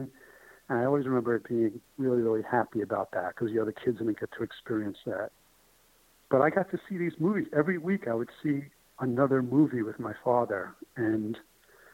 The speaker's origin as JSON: {"language": "English", "town": "New York City", "region": "New York", "country": "United States", "tie": "born or raised there", "moved": "yes", "said": "That McDonald's was my McDonald's growing up in New York. And it was tough. It was a very difficult neighborhood"}